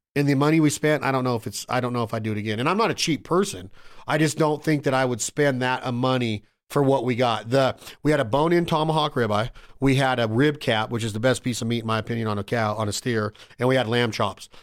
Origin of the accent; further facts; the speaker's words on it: Reno, Nevada, United States; my hometown, Reno, Nevada